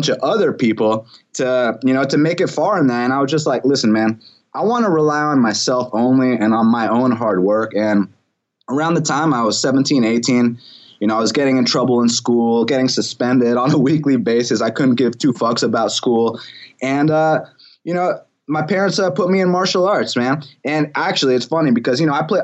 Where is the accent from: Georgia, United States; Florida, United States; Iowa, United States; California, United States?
Georgia, United States; Atlanta; I am from Atlanta.